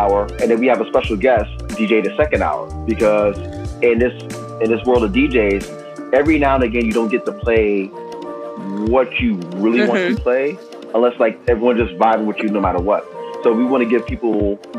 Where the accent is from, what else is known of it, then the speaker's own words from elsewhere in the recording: New York City, New York, United States; I was born and raised in New York, all five boroughs